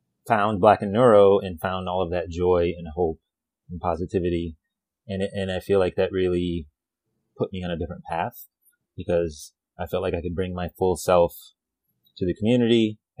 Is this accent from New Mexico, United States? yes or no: yes; New Mexico, United States; So my family is from Puerto Rico, but I grew up in New Mexico.